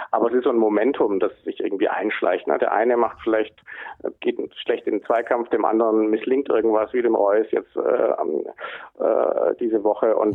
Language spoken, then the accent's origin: German; Hamburg, Germany; Äh, als Hamburger muss man natürlich, äh, muss man da natürlich ganz genau drauf gucken